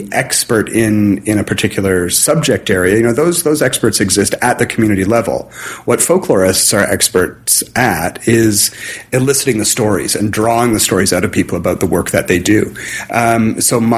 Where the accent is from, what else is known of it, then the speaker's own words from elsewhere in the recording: Southern Ontario, Canada; moved away; I grew up in Southern Ontario